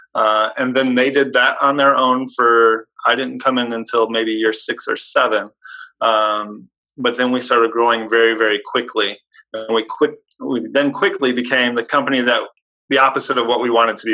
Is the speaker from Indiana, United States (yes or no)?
yes; Hobart, Indiana, United States; I grew up in a small town in Indiana. It's called Hobart. It's near Gary, Indiana